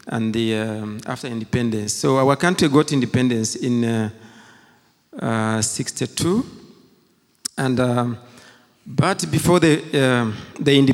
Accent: Uganda; first language Kinyarwanda; English is a second language; moved away; also born or lived in Rwanda; I was born in Uganda, and during that time of genocide, I was in Form 3

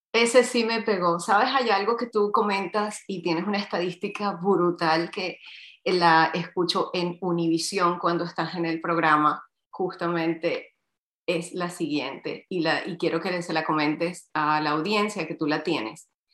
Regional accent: Havana, Cuba; Yo nací en La Habana, Cuba, soy hija cubana y de padre chileno

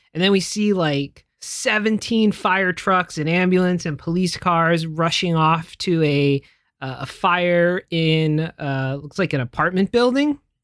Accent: United States; as an American

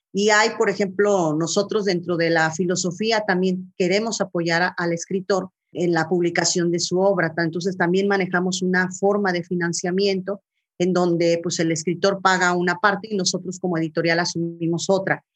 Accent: Colima, Mexico; moved away as an adult; also born or lived in Guadalajara; now in Torreón, Mexico; yo soy originaria de, de Colima, nací ahí en, la, en el norte de Colima, propiamente junto al volcán, las palmeras, los cañaverales. Ahí crecí.

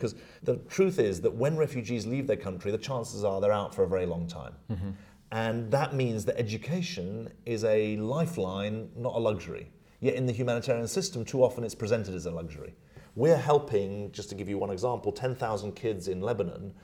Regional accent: United Kingdom; moved away as an adult; now in New York, United States; I'm British

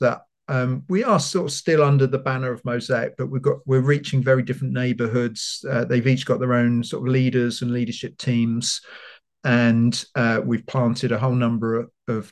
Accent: London, United Kingdom; also born or lived in Bedford; now in Leeds, United Kingdom; I'm from London

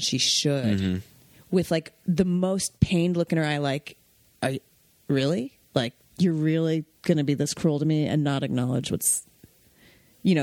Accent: Westchester, New York, United States; I'm from Westchester

